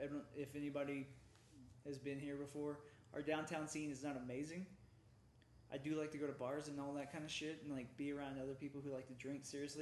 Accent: Kansas City, United States; now in Colorado Springs, United States; I'm from Kansas City, which there's no cowboys out there

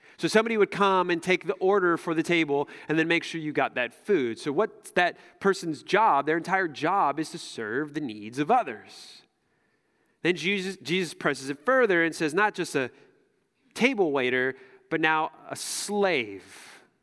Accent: United States; as American Christians

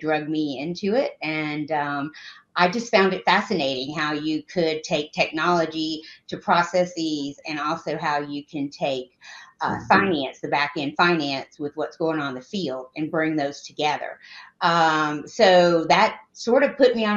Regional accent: Georgia, United States; born or raised there

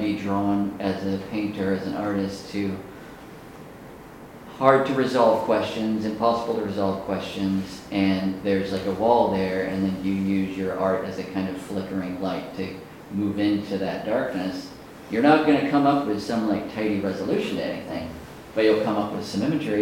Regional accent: Natchez, Mississippi, United States; born or raised there; moved away

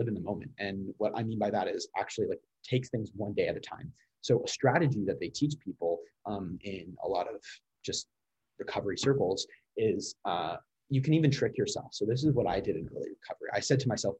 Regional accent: Connecticut, United States; accent: standard American; now in Washington, D.C., United States; I am originally from Connecticut

